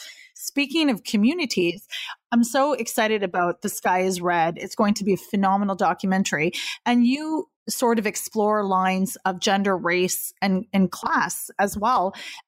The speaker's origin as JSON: {"language": "English", "region": "East Coast of Canada", "country": "Canada", "tie": "born or raised there", "moved": "yes", "lives_now": "Toronto, Canada", "said": "I grew up on the East Coast of Canada and there's a fairly, you know, impressive Ultimate Frisbee scene there, which surprised me. And I am in Toronto now."}